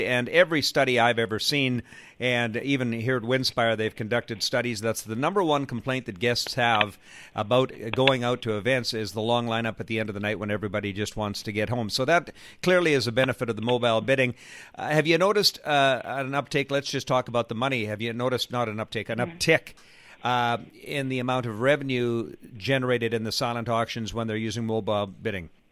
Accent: Edmonton, Alberta, Canada; now in Victoria, Canada; I'm originally from Edmonton, now living in Victoria

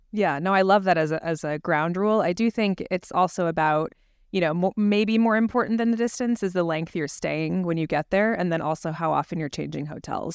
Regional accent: Scottsdale, Arizona, United States; moved away; my hometown of Scottsdale, Arizona

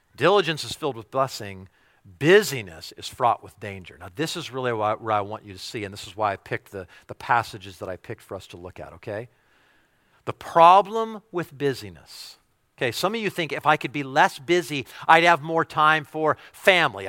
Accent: United States; if we're American

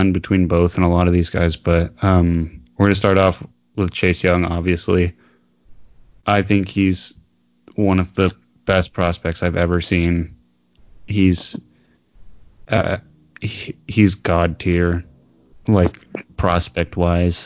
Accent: Las Vegas, Nevada, United States; we're from Las Vegas

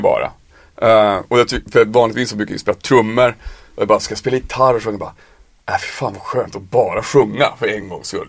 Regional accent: Piteå, Norrbotten County, Sweden; moved away as an adult; now in Stockholm, Sweden; jag är ju från Piteå. Jag flyttade när jag var 18

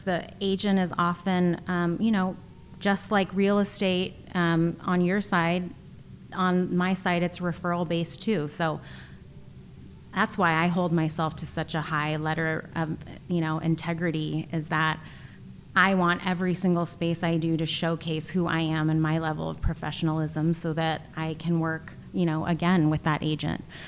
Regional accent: East Bay, California, United States; moved away as an adult; also born or lived in China; I am a California girl, uh, born and raised in the East Bay

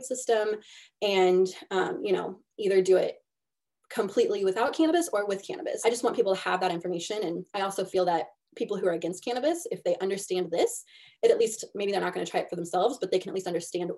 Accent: Missouri, United States

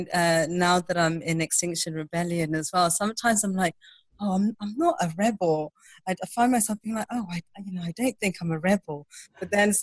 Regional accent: Zimbabwe; I grew up in Zimbabwe. I was born and raised there

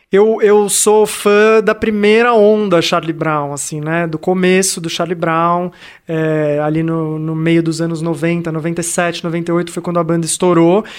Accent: Santos, São Paulo, Brazil; eu cresci em Santos

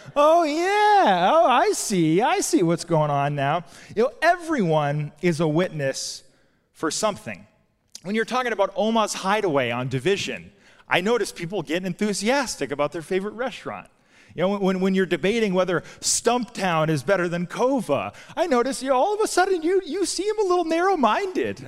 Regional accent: Albuquerque, New Mexico, United States; now in Portland, United States; I'm from Albuquerque originally

